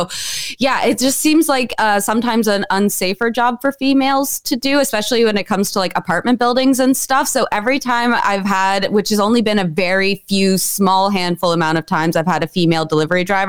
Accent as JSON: {"language": "English", "country": "United Kingdom", "moved": "yes", "said": "I'm British"}